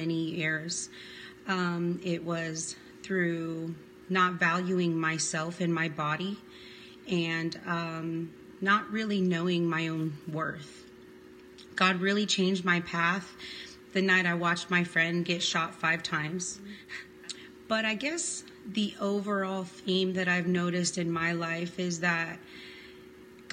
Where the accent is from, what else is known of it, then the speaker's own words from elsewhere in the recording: Southern California, United States; now in Tennessee, United States; I grew up in Southern California